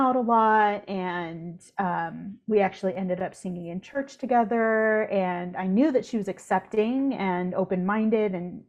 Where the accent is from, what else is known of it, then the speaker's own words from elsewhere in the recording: California, United States; I was in the Central Valley.